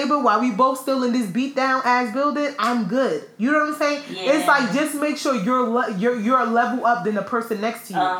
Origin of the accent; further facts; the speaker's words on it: United States; being an American